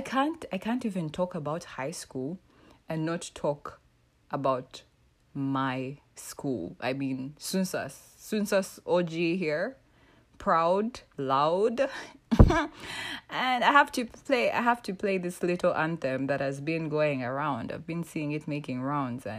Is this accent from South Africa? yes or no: no; Uganda; I was born and raised in East Africa. I mean, the motherland is actually Uganda.